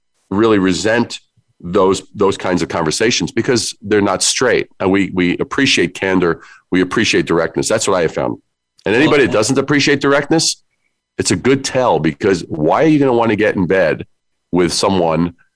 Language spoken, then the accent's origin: English; New York City, New York, United States; I am from New York. I'm a Brooklyn kid